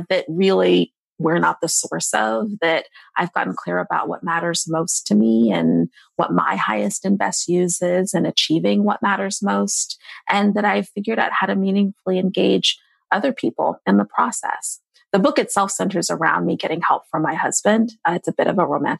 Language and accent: English; Seattle, Washington, United States; moved away; also born or lived in Tacoma, Washington / New York; I'm from Seattle